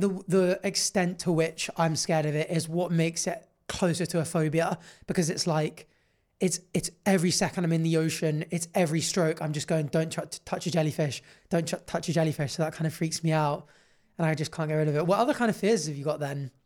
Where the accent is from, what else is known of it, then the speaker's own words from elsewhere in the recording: Jersey; growing up in Jersey on an island